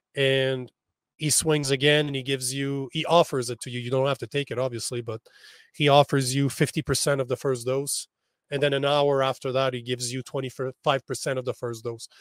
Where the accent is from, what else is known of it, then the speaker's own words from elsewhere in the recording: Canada; I'm in El Paso. right now, as a Canadian, I'm on the complete opposite side of North America